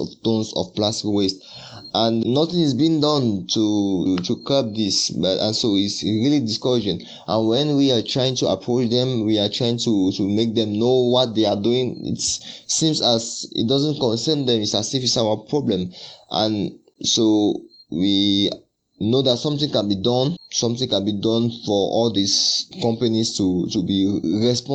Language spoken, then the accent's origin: English; Yaoundé, Centre, Cameroon; SOA Yaoundé, which is my hometown